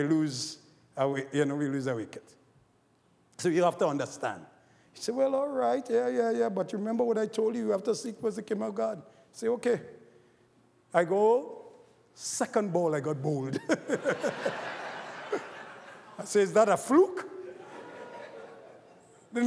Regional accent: Trinidad & Tobago; moved away; growing up in Trinidad, I was a cricketer.

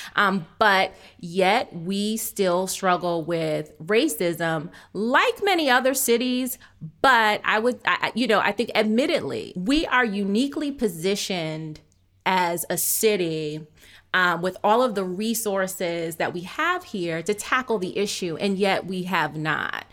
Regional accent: outside of Boston, Massachusetts, United States; I was born in Boston. I was raised outside of Boston

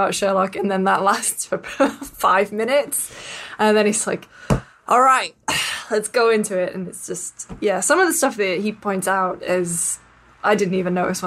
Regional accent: United Kingdom; as a British person

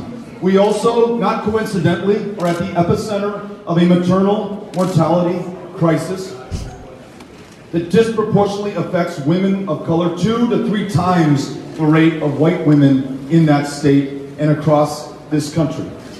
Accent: Texas, United States; In my home state of Texas, we have shut down our state legislature, our governors, more than half the family planning clinics in our state

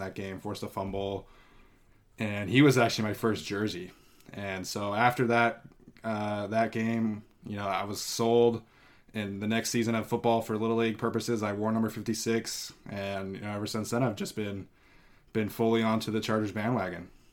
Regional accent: Salt Lake City, Utah, United States; moved away as an adult; also born or lived in Paris, France / Mexico; now in Fresno, United States; I grew up in Salt Lake City, Utah

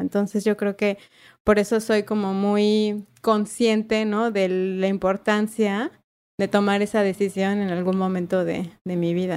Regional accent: Mexico City, Mexico; yo nací en la, en la CDMX ahí en el IMSS

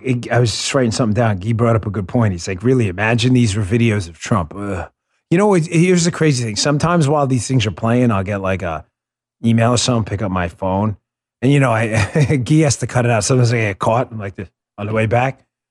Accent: New York, United States; I grew up in New York

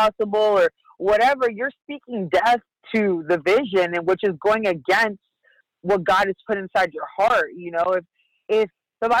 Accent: San Diego, California, United States; I'm from San Diego, California

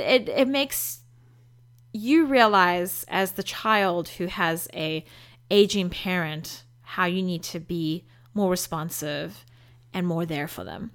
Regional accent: South Africa; moved away as an adult; now in United States; as a South African, who's coming to live in America, who's been here for 11 years, which is only a third of my life

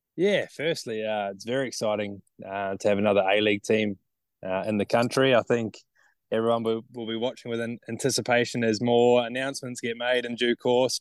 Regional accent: Nelson, New Zealand; moved away as an adult; now in Townsville, Australia; I grew up in Nelson.

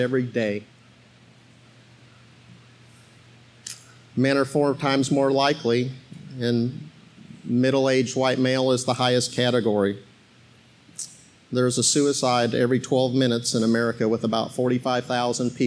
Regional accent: Arizona, United States; moved away as an adult; also born or lived in Iowa / South Bend, Indiana; now in Georgia, United States; I was born in Iowa, and I moved to South Bend, Indiana. That's why we're Notre Dame fans. And I grew up in Arizona

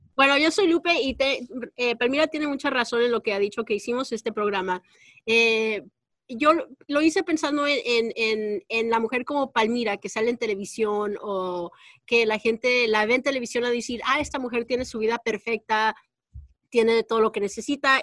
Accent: Texas, United States; now in California, United States; yo crecí y nací en Texas

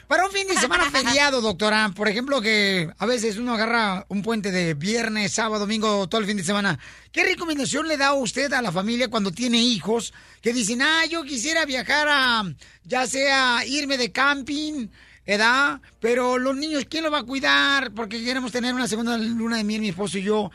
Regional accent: Ocotlán, Jalisco, Mexico; moved away; Ahí está el estadio de Ocotlán, Jalisco, también de mi pueblo natal

